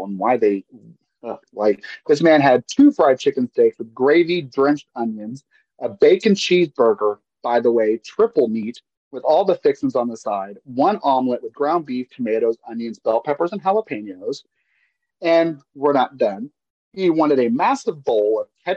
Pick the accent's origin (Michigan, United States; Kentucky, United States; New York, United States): Kentucky, United States; I'm from Kentucky